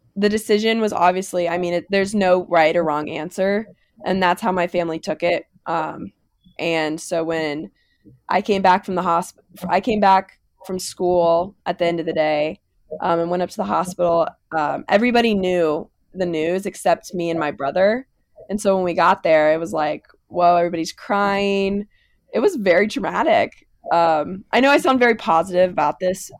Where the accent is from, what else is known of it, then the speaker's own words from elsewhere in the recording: Lebanon, Kentucky, United States; I'm from Lebanon, which is the same town Haley's from